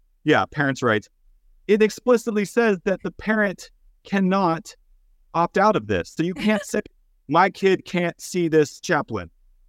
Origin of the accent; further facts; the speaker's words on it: Texas, United States; I'm from Texas. A lot of my family and friends are pretty conservative.